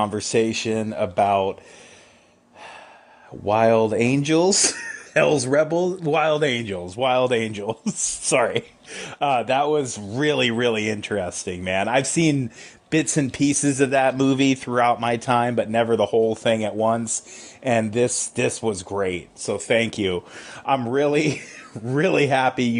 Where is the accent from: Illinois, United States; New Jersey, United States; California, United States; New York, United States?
California, United States; Huntington Beach; I grew up down in Huntington Beach, California, aka Surf City, USA